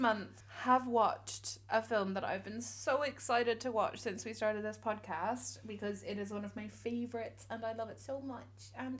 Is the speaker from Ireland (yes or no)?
yes; Ireland; my pronouns are also she, her, and I am the Irish gay